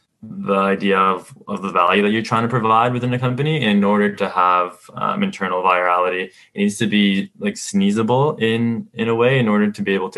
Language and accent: English; Mexico; now in Canada; When I immigrated to Canada from Mexico, I kind of grew up with my parents being self-starters, starting their own business